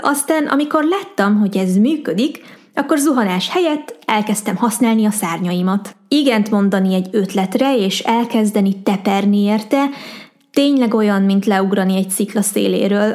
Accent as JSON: {"language": "Hungarian", "country": "Hungary", "said": "magyar vagyok, Magyarországon élek"}